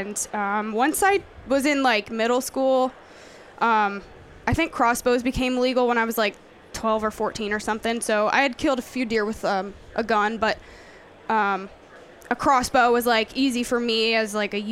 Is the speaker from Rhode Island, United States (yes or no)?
no; Pennsylvania, United States; moved away as an adult; also born or lived in Missouri; I grew up deer hunting in Pennsylvania